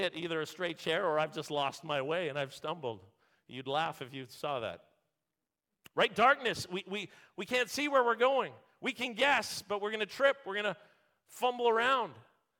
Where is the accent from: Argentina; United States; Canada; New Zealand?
Canada; Vancouver, British Columbia; born there; also born or lived in Ontario; When I moved from Ontario to Vancouver area, I, as a sports fan, I would listen to sports radio. And I'd hear all this talk about the Vancouver Canucks. And I was born in Vancouver.